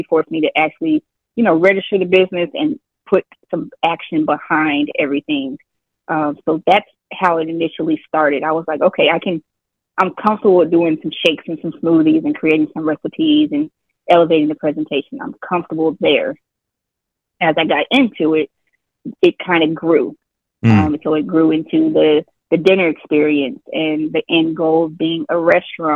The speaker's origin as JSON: {"language": "English", "region": "Colorado", "country": "United States", "tie": "born or raised there", "moved": "as an adult", "lives_now": "Texas, United States", "said": "I'm from Colorado, so I moved to Texas about 17 or so years ago, 16 years. So almost half of my life, I've been here in Texas."}